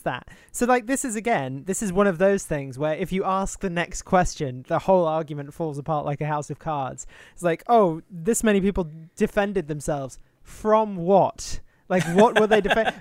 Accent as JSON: {"language": "English", "country": "United Kingdom", "said": "as a Brit"}